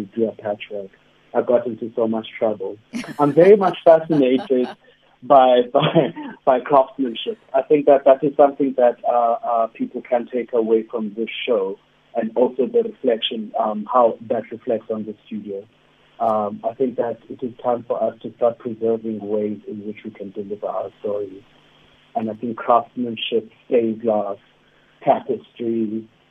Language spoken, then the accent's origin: English; East London, Eastern Cape, South Africa; moved away; also born or lived in Johannesburg; I grew up in East London